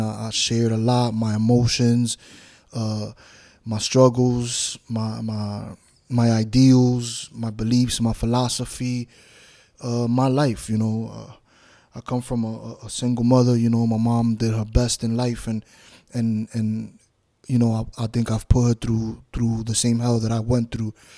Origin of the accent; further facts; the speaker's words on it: New York City, New York, United States; now in Florida, United States; I grew up in New York City, Bronx, New York, Washington Heights, New York, half and half in both places.